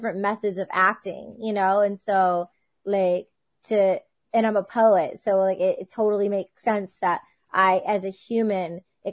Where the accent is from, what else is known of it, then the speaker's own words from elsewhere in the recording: Michigan, United States; moved away; I come from a big Greek family. I was raised in Michigan